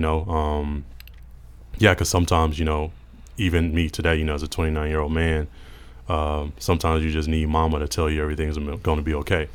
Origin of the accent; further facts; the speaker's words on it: Mississippi, United States; growing up in Mississippi